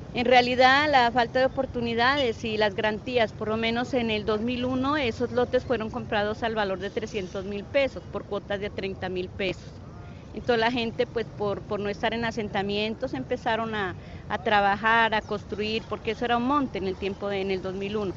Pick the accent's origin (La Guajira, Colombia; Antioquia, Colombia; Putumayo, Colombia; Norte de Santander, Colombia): Putumayo, Colombia; Puerto Caicedo; moved away as an adult; now in Mocoa, Colombia; yo incluso soy de Puerto Caicedo, desplazada